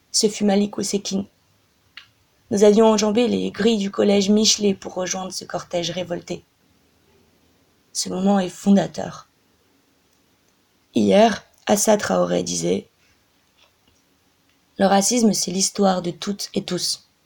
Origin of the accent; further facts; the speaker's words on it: Toulouse, Occitania, France; Dans la banlieue populaire dans laquelle j'ai grandi, à Toulouse, quartier La Faourette